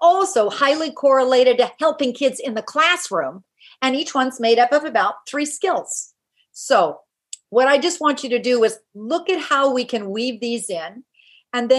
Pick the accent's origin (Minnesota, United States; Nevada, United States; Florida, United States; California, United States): California, United States; Silicon Valley; I grew up in Silicon Valley